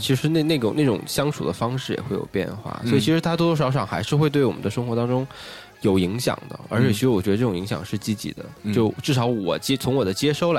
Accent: China; 而且是另外的话，我就觉得好像，呃，我们中国人经常会活得特别严肃，

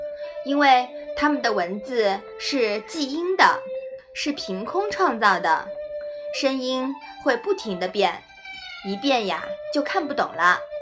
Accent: China; 作为中国人

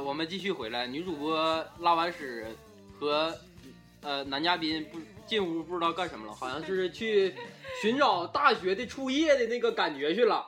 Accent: Northeast China, China; accent: 大碴子味儿 (Northeastern); 我那个大碴子味儿特别浓，特别的浓

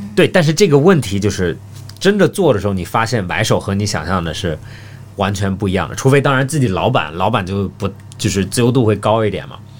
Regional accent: Australia; moved away; 我在澳大利亚长大的

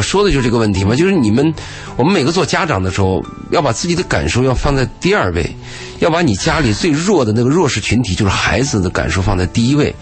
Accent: Gansu, China; moved away; 我有一年去甘肃，去我老家

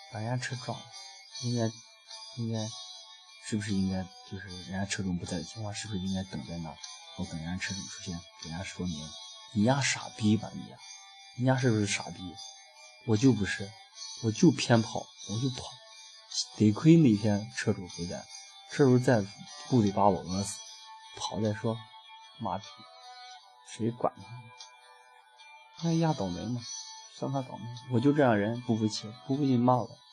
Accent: Pucheng, Shaanxi, China; 骑行回家，回蒲城。我的老家儿蒲城

